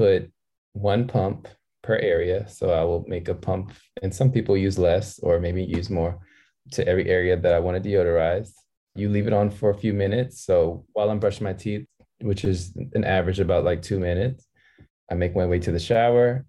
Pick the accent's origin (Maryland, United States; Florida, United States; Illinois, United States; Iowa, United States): Maryland, United States; moved away as an adult; also born or lived in Philadelphia, Pennsylvania; now in Los Angeles, United States; I was born in Philadelphia and I grew up in Maryland.